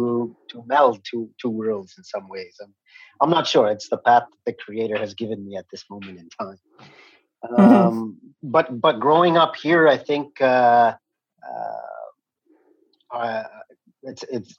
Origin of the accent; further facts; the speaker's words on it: Kahnawake, Quebec, Canada; I'm from the Ganyakkeha community of Ganawage, which is located just south of Montreal